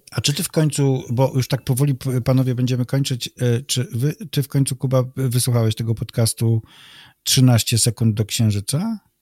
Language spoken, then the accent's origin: Polish; Malbork, Pomeranian Voivodeship, Poland; urodziłem się w Malborku